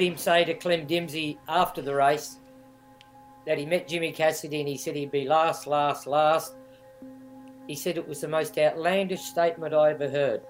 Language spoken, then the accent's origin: English; Lower Hutt, Wellington, New Zealand; moved away as an adult; now in Australia; I was born in Wellington, Lower Hutt